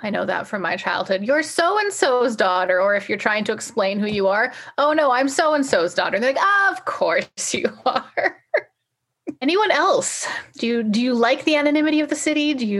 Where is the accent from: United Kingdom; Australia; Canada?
Canada; Nelson, British Columbia; now in Vancouver, Canada; they know I'm from Nelson. And I kind of enjoy that. I like that connection to my hometown.